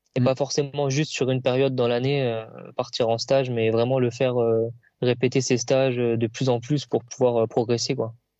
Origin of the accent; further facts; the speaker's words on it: Reims, Grand Est, France; je suis originaire de Reims